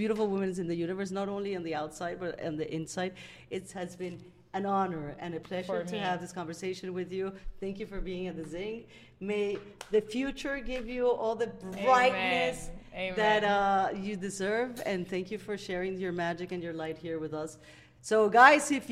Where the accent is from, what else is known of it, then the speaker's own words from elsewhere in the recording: Amazonas, Venezuela; growing up in the Amazon